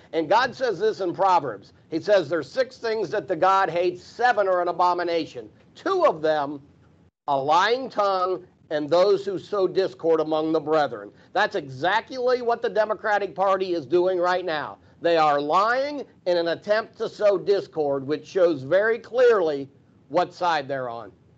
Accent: Pennsylvania, United States; I'm from the North. I'm from Pennsylvania

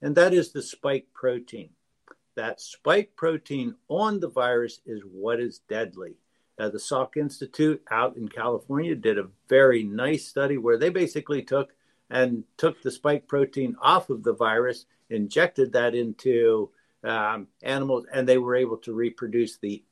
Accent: Peru; moved away; I grew up in Peru

